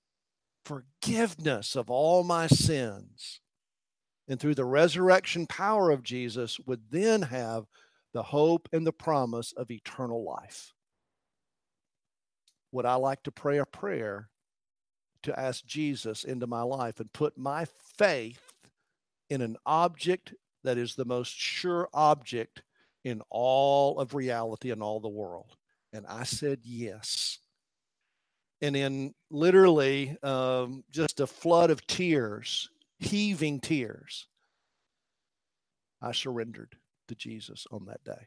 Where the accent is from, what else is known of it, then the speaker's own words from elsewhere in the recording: Elizabethton, Tennessee, United States; moved away; I was raised in a little country church in Elizabethton, Tennessee.